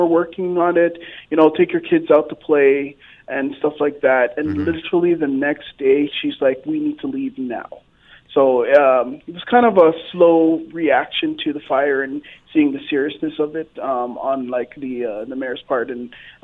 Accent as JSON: {"language": "English", "town": "Toronto", "region": "Ontario", "country": "Canada", "also_born_or_lived": "Fort McMurray, Canada", "moved": "yes", "lives_now": "Edmonton, Canada", "said": "I'm originally from Toronto"}